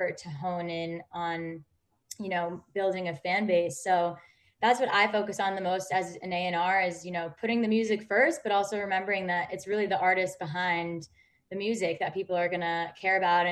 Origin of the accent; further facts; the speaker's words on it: New York, United States; moved away as an adult; now in Los Angeles, United States; I'm from New York originally, so coming to LA was definitely a big change